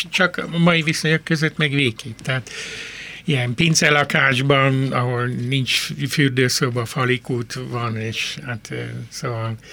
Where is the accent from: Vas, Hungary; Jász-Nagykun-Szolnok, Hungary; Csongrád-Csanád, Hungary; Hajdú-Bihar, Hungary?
Csongrád-Csanád, Hungary; Röszke; born there; én, én néhány házra születtem a Rózsa Sándor